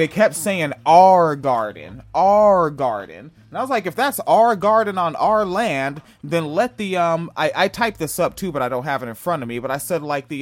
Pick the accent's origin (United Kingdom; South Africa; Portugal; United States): United States; Spanaway, Washington; I grew up in Spanaway